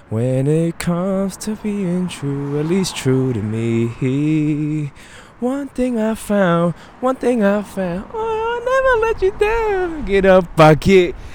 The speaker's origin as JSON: {"language": "English", "region": "East Coast", "country": "United States", "tie": "born or raised there", "said": "Because I was born and raised in the East Coast, I learned about East Coast music."}